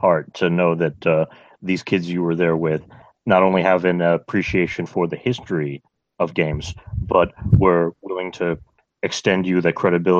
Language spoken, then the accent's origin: English; United States; as an American